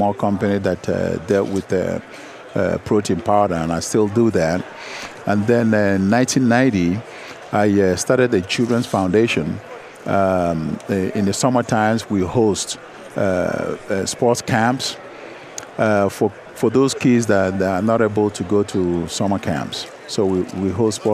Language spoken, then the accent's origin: English; Nigeria; moved away; growing up in Nigeria